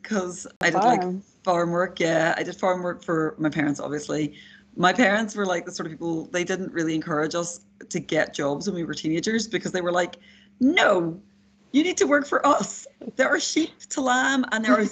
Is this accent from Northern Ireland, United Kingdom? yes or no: yes; Derry, Northern Ireland, United Kingdom; moved away; I am a Northern Irish person. I grew up just outside Derry or Londonderry